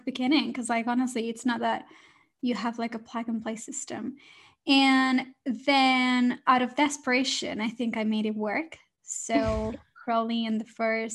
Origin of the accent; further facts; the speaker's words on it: Barcelona, Catalonia, Spain; moved away as an adult; now in London, United Kingdom; I moved to London. So I'm originally from Spain, from Barcelona, and it was my dream to move to London